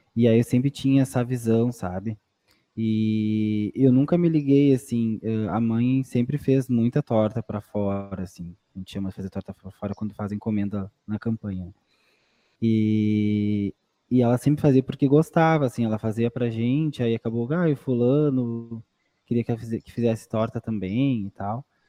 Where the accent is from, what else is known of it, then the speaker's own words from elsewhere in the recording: Candiota, Rio Grande do Sul, Brazil; moved away as an adult; also born or lived in Pelotas; Candiota, que é a minha cidade natal também